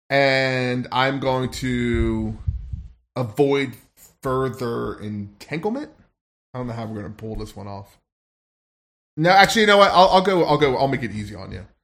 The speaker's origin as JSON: {"language": "English", "region": "Louisiana", "country": "United States", "said": "I'm Cajun."}